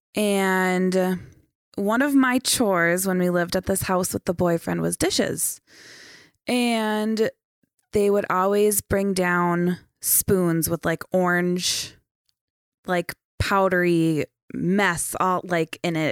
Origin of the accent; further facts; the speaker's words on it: St. Cloud, Minnesota, United States; also born or lived in Foley, Minnesota / Sauk Rapids, Minnesota / Chisholm, Minnesota; I was born in Saint Cloud